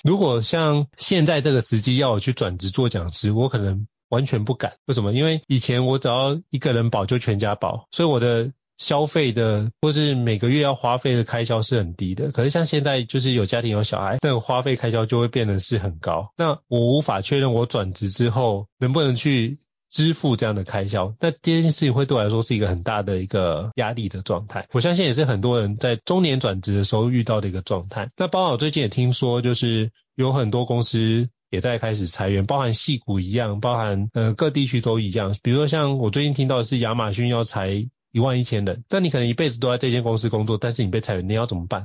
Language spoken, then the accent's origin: Chinese; Taiwan; also born or lived in Miami, United States; 绝对不如你在台湾的方便。毕竟土生土长那么多年